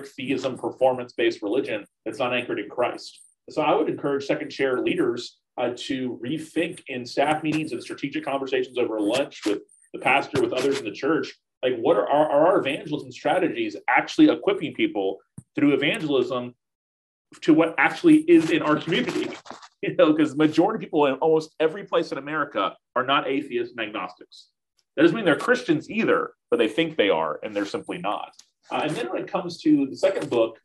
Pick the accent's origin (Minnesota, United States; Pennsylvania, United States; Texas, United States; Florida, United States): Florida, United States; Tallahassee; I planted a church here with about 20 people 15 years ago. That's seen just incredible things happen since then in Tallahassee